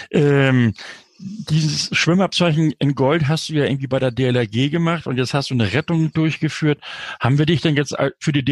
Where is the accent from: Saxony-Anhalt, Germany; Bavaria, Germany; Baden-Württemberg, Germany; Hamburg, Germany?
Hamburg, Germany; Schöne Grüße nach Enger wie auch nach Hamburg, meiner Heimatstadt übrigens, meiner Geburtsstadt